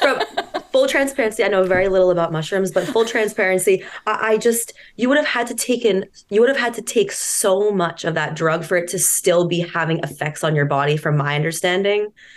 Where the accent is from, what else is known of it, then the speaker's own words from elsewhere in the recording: Marblehead, Massachusetts, United States; I'm from Marblehead